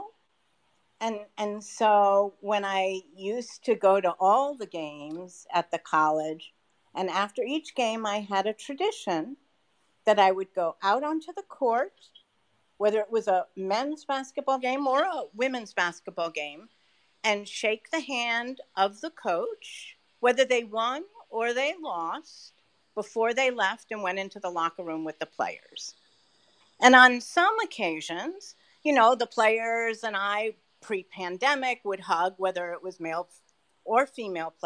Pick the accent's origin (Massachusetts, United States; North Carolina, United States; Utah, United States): Massachusetts, United States; outside of Boston; I grew up outside of Boston